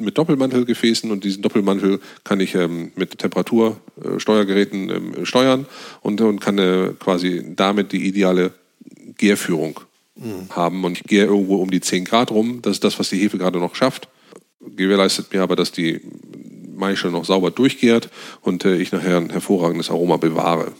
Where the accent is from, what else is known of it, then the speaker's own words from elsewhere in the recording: Northern Germany, Germany; wir als Norddeutsche